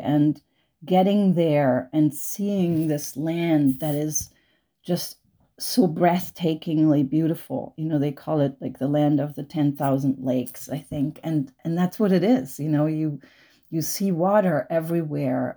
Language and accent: English; Germany; moved away as an adult; now in United States; I grew up in Germany. I, I grew up on a little, tiny little island in the North Sea without cars